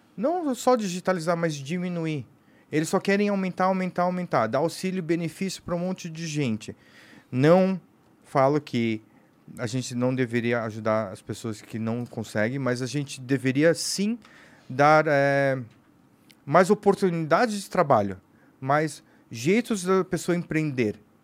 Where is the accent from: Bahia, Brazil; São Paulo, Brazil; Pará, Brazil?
São Paulo, Brazil; sou brasileiro, nasci aqui